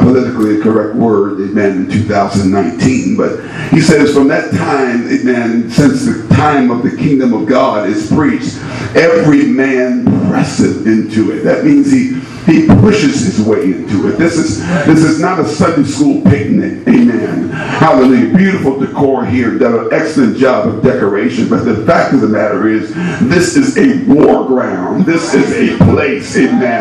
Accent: Indiana, United States; I'm from Indiana

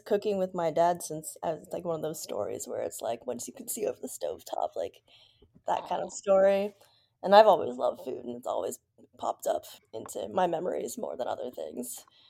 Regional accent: New York City, New York, United States; also born or lived in Zhengzhou, China; I was adopted into Brooklyn, into Park Slope.

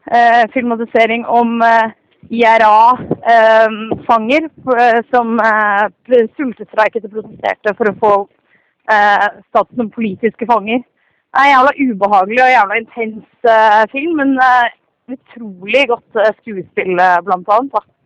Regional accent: Oslo, Norway; moved away as an adult; now in Trondheim, Norway; jeg er, fra Oslo, så jeg er en Oslo-mann, men jeg har bodd i den byen her i fire og et halvt år nå.

